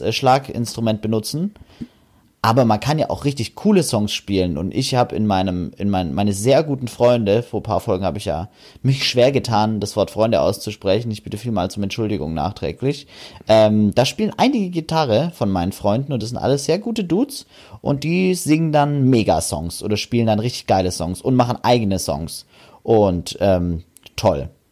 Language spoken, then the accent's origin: German; Germany; wir Deutschen